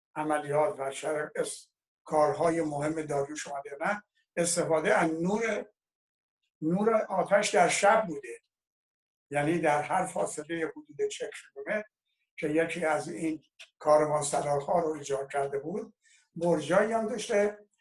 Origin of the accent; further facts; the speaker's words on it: Iran; ما ایرانی هستیم